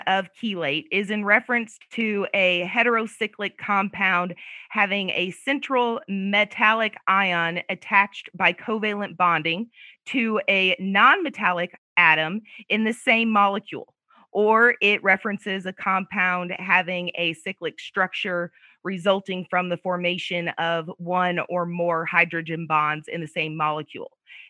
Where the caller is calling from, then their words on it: Muscatine, Iowa, United States; I'm in Muscatine, Iowa right now. That's where my husband and I have a little farm, and the weather's beautiful.